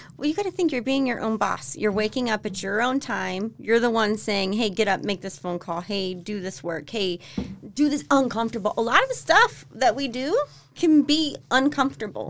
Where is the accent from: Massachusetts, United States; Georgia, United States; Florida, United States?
Florida, United States; moved away as an adult; also born or lived in Tennessee / Mississippi / Texas; now in Utah, United States; I'm from Florida.